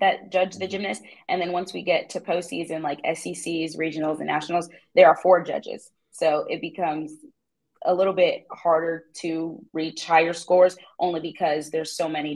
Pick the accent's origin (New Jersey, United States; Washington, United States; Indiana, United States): New Jersey, United States; moved away as an adult; now in Columbia, United States; my hometown in New Jersey